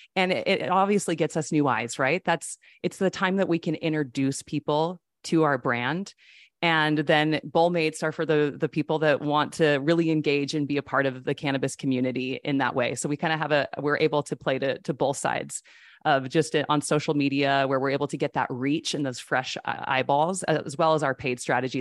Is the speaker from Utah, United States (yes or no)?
yes; Utah, United States; I grew up in Utah with all the Mormons